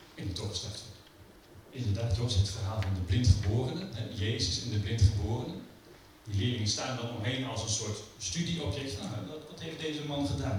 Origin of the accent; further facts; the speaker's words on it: Netherlands; wij als Nederlanders